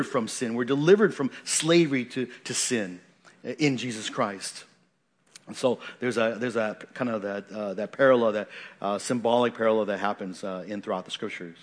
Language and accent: English; Washington, United States; moved away; I come from Washington State, you know, that's where I grew up for most of, most of my life